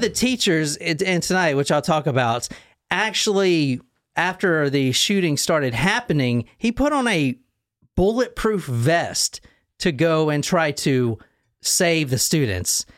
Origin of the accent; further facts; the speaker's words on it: South Carolina, United States; I'm from South Carolina